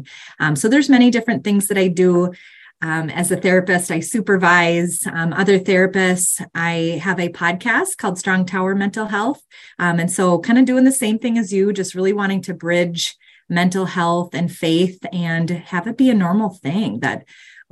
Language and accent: English; Minnesota, United States; I am from Minnesota